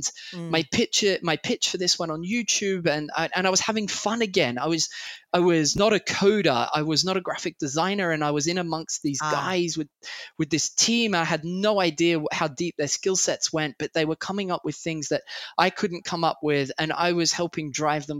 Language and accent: English; Australia; also born or lived in Sydney; I'm Australian by birth.